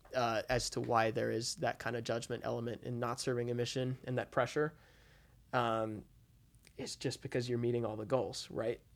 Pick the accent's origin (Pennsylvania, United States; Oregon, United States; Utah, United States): Utah, United States; I'm from Utah